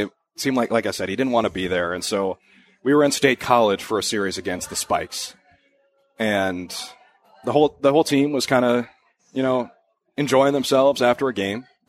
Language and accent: English; Minnesota, United States; growing up in Minnesota